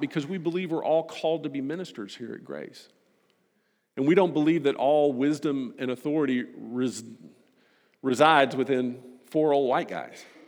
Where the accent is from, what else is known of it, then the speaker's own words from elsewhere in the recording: Texas, United States; I'm a Texan